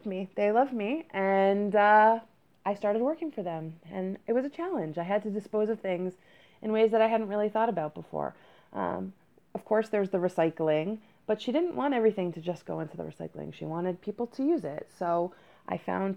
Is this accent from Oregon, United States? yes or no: no; Silver Spring, Maryland, United States; moved away as an adult; also born or lived in New York; I grew up in Silver Spring, Maryland. I moved to New York when I was 18